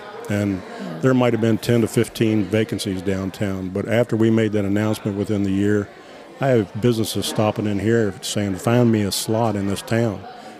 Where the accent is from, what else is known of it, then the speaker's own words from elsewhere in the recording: Strasburg, Virginia, United States; her and I were born and raised in Strasburg.